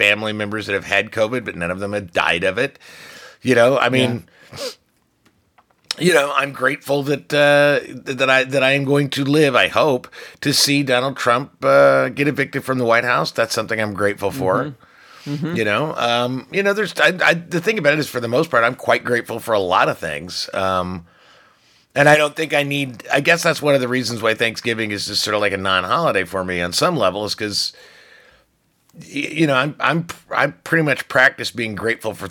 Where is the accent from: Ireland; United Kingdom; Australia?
Ireland; I'm Irish